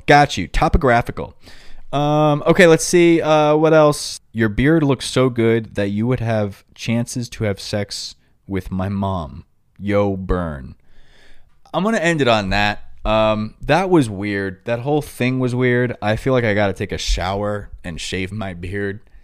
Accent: New York, United States; accent: New York; My New York accent

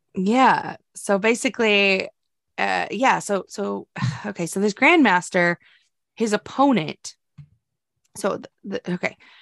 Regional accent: United States; we're American

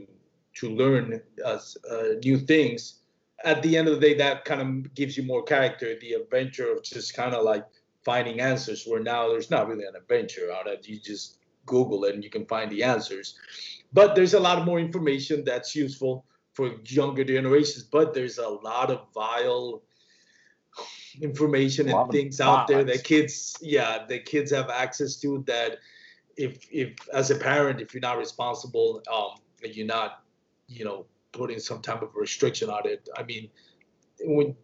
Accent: Puerto Rico; I grew up in Puerto Rico.

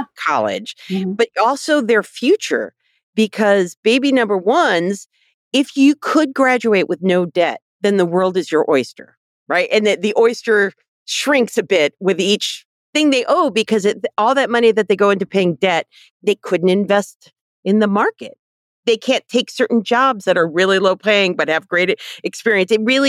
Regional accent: Ohio, United States; We grew up in Ohio

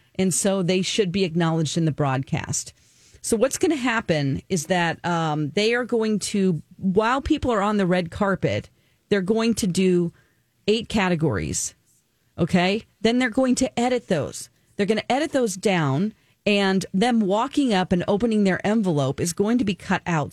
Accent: Springfield, Missouri, United States; moved away; Springfield, Missouri, my hometown

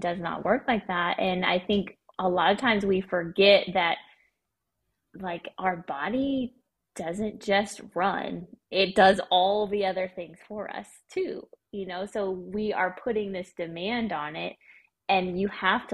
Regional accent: Missouri, United States; now in Arkansas, United States; I'm from Missouri

